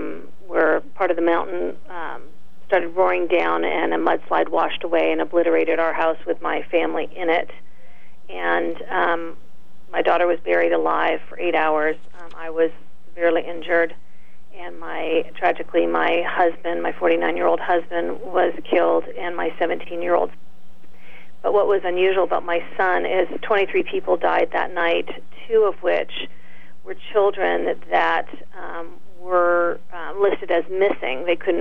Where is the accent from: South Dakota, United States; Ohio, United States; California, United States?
California, United States; also born or lived in Canada; No, I was born in Canada, believe it or not, and then moved to California in the middle school years.